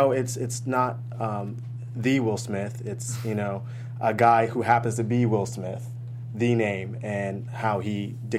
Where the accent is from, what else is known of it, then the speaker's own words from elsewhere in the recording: Japan; Well, I grew up overseas in Japan, and I only had a couple TV shows to watch